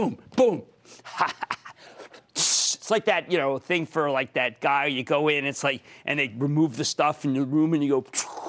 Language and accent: English; New Jersey, United States; moved away; my home state of New Jersey.